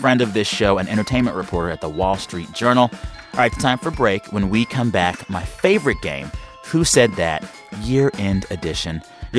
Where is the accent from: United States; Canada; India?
United States; As an American